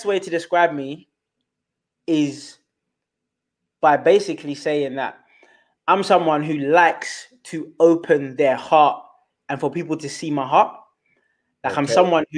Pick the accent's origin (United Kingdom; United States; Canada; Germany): United Kingdom; London; first language Twi; English is a second language; So I grew up in Southeast London. I'm a London born Ghanaian, born in this country